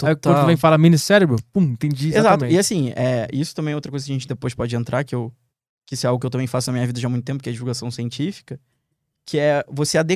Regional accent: Rio de Janeiro, Brazil; moved away as an adult; Sou carioca

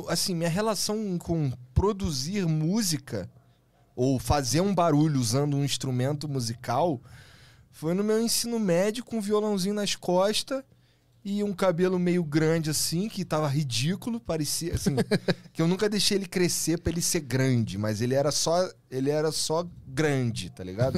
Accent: Rio de Janeiro, Brazil; now in São Paulo, Brazil

